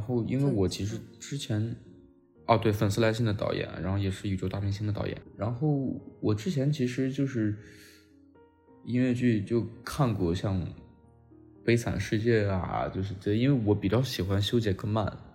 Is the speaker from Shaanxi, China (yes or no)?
yes; Xi'an, Shaanxi, China; moved away; also born or lived in Tianjin / Beijing / Shanghai; 西安是我的，就老家嘛，我西安人，是我家乡